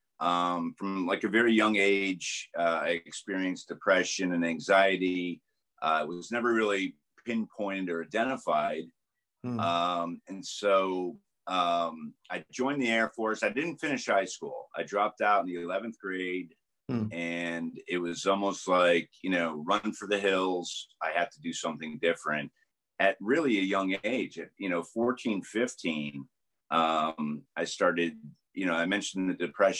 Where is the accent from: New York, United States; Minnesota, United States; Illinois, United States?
New York, United States; Schenectady; moved away as an adult; also born or lived in Washington, D.C.; I grew up in a little town called Schenectady, New York, which is upstate, close to Albany